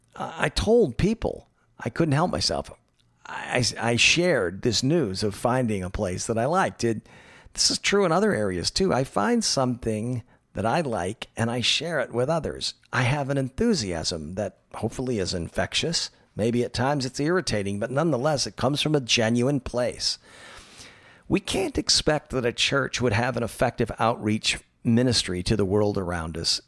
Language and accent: English; Tallahassee, Florida, United States; now in Los Angeles, United States; my hometown of Tallahassee, Florida